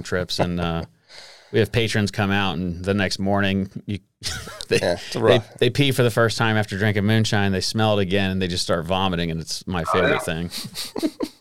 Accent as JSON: {"language": "English", "area": "Wilkes County", "region": "North Carolina", "country": "United States", "said": "I'm an Appalachian boy as well. My family, there's moonshine running in them hills. I'm from Wilkes County"}